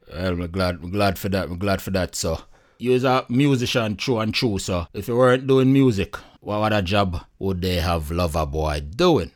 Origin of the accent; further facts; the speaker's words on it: Jamaica; as a Jamaican and as a Caribbean people